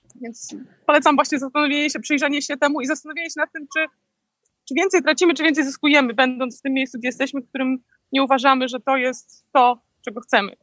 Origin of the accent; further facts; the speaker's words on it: Poland; now in Florida, United States; ja z Polski